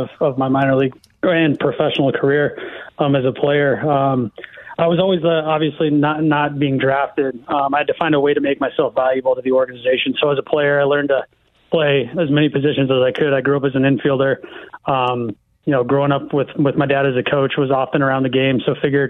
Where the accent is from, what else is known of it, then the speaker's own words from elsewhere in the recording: Iowa, United States; moved away; Grew up in Iowa, kind of grew up in a teaching, coaching family.